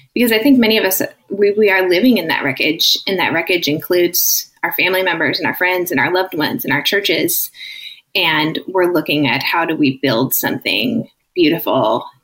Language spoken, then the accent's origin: English; Minneapolis, Minnesota, United States; also born or lived in Orange County, California; I moved back to my hometown of Minneapolis in 2017